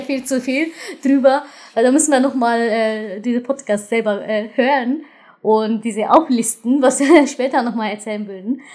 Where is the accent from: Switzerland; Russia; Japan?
Japan; German is a second language; now in Germany; Also ich bin Japanerin, ich, ich komme aus diesem Land.